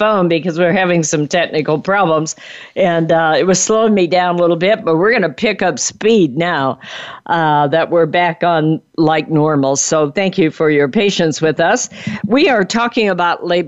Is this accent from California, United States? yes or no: yes; California, United States; I'm from California